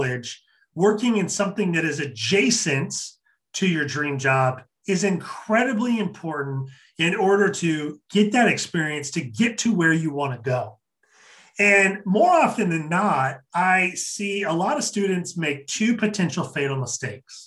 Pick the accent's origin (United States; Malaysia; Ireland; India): United States; Kennewick, Washington; Kennewick, Washington. Shout out to my hometown